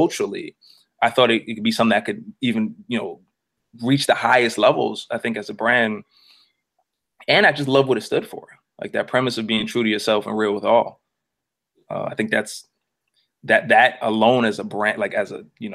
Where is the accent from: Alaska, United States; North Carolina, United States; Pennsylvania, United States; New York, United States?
New York, United States; New York City; also born or lived in New Orleans, Louisiana; I am from Queens. Lived in New Orleans for a little bit. Lived in Queens most of my life, but lived in New Orleans for 4 years. For 4 years, from like the second grade to like the sixth grade